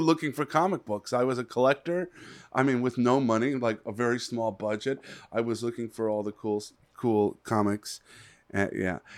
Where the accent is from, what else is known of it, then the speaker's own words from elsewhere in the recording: Los Angeles, California, United States; also born or lived in Palm Desert; when I was a little kid growing up in the San Fernando Valley